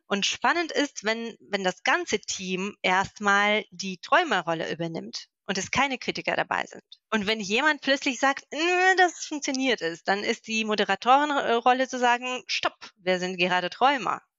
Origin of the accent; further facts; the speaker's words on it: Moscow, Russia; German is a second language; moved away as an adult; now in Magdeburg, Germany; ich komme aus Moskau.